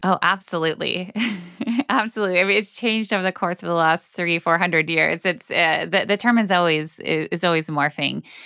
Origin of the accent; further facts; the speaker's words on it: Northwest Iowa, United States; I grew up in a conservative Christian home community in Northwest Iowa